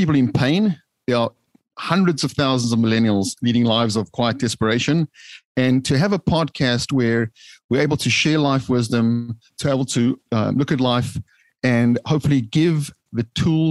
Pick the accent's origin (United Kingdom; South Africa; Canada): South Africa; moved away as an adult; now in United States; The humble beginnings growing up in South Africa before arriving on the hallowed shores here of the United States